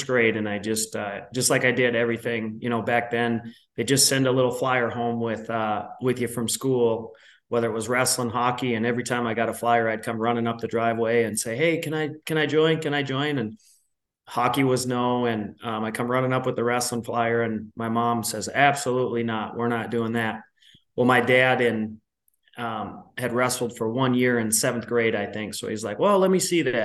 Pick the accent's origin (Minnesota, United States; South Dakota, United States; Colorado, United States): Minnesota, United States; Minneapolis; I grew up in Minnesota, especially in the Twin Cities